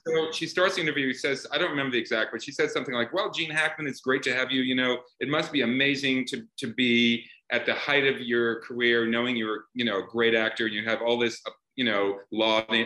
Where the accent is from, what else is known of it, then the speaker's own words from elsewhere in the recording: Iowa, United States; I grew up in the in, in, in the Midwest in Iowa